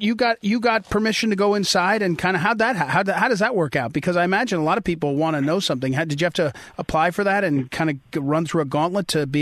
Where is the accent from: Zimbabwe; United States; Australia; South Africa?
United States; St. Louis, Missouri; now in Northern Virginia, United States; I'm from St. Louis, Missouri, but I now live in Northern Virginia.